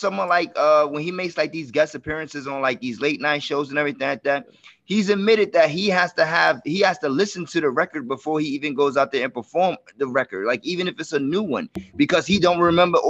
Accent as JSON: {"language": "English", "region": "New York", "country": "United States", "said": "I'm from New York"}